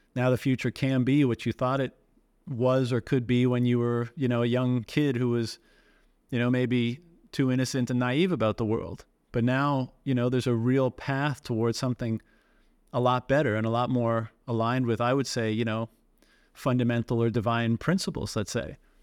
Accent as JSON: {"language": "English", "region": "Newfoundland and Labrador", "country": "Canada", "said": "I'm from Newfoundland"}